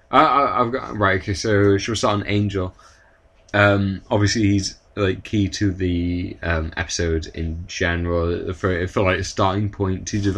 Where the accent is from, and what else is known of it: United Kingdom